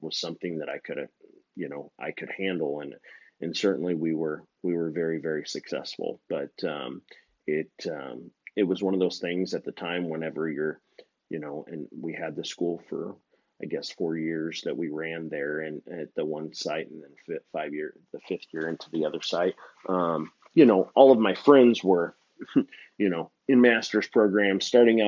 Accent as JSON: {"language": "English", "town": "Phoenix", "region": "Arizona", "country": "United States", "tie": "born or raised there", "said": "I grew up in an auction barn because, as you know, my stepmom ran an auction barn, a livestock auction barn here in the Phoenix metro area"}